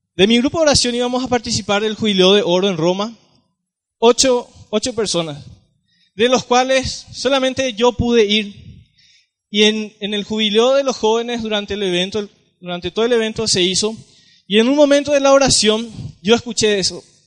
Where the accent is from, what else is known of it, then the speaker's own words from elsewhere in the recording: San Juan Bautista, Misiones, Paraguay; Vengo de la ciudad de San Juan Bautista, Misiones, Paraguay